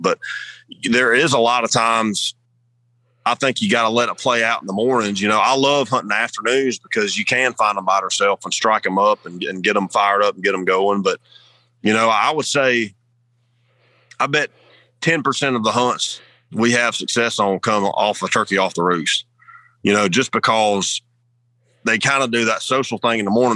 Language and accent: English; the South, United States; growing up in the South